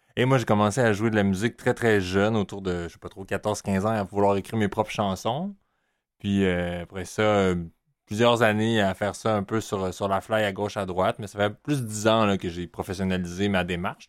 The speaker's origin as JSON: {"language": "French", "town": "Montreal", "region": "Quebec", "country": "Canada", "tie": "born or raised there", "said": "j'ai grandi, je suis né à Montréal"}